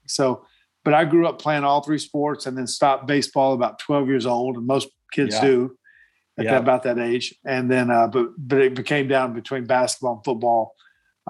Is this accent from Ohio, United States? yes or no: no; Black Mountain, North Carolina, United States; I grew up in Black Mountain, North Carolina